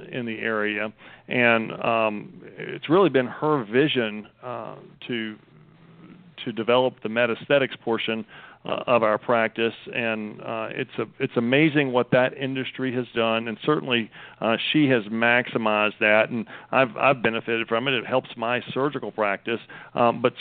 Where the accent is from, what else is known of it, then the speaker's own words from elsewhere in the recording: Raleigh, North Carolina, United States; moved away as an adult; also born or lived in Virginia / Kansas City; I'm originally from Raleigh, so I've come back to my own hometown to practice medicine